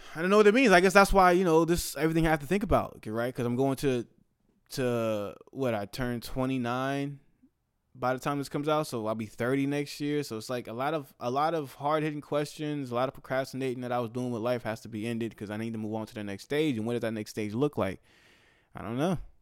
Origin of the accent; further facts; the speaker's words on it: the Bay Area, California, United States; my hometown, the Bay Area